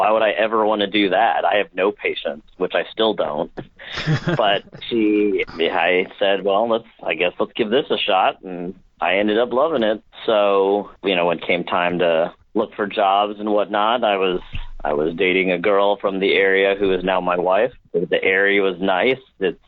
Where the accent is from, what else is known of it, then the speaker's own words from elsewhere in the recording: St. Louis, Missouri, United States; moved away as an adult; also born or lived in Galena, Missouri; we're from St. Louis